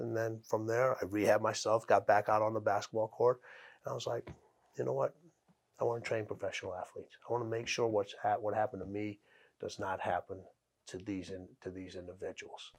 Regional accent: Chicago, Illinois, United States; I'm from Chicago

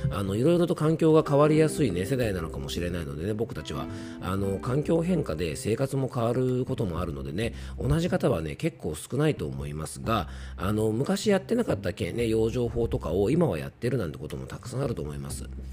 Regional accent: Yamanashi, Japan; accent: Koshu dialect; 山梨県民なので、まあ、テヤンデイ江戸っ子デイではなくてですね、えーっと、まあ、山梨県の方言のね、公衆弁

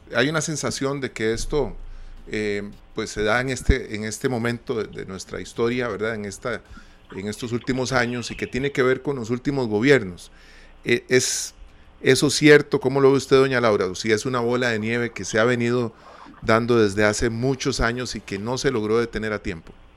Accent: Costa Rica; nosotros como costarricenses

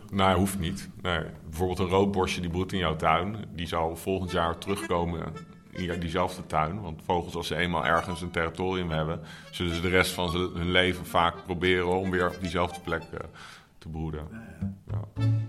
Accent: The Hague, South Holland, Netherlands; now in Amsterdam, Netherlands; Nee, Scheveningen ben ik geboren.

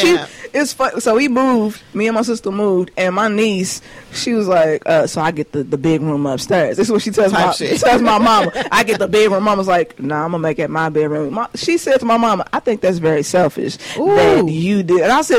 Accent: Clarksdale, Mississippi, United States; because I grew up on Muhammad Ali. Up by Clarksdale.

